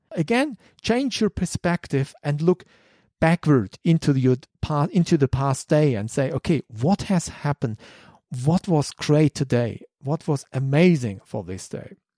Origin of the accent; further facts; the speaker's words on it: Germany; English is a second language; I'm German